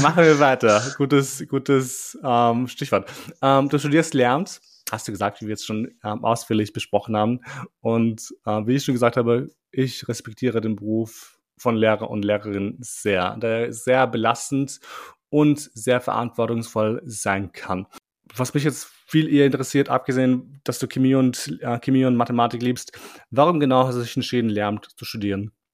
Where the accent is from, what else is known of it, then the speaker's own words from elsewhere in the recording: Vienna, Austria; bei uns war es ein bisschen anders, also in Wien zumindest, weil die Schule, die ich besucht habe, war voller Ausländer